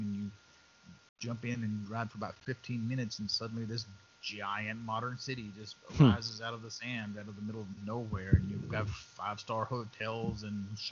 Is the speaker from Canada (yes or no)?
no; West Texas, United States; I grew up in West Texas. I've seen my share of sand